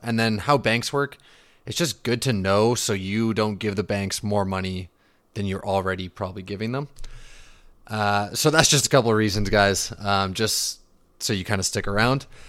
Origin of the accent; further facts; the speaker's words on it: Vancouver, British Columbia, Canada; also born or lived in Calgary / Okanagan; grew up in the Vancouver region, currently living in the Okanagan